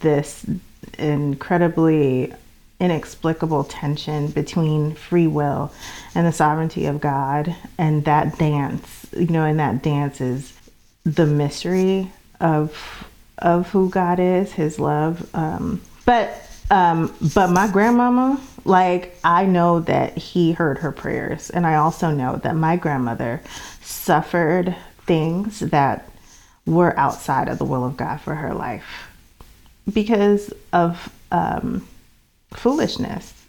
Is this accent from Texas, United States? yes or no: no; New York City, New York, United States; I'm from the Bronx originally, only child, brought up by two loving parents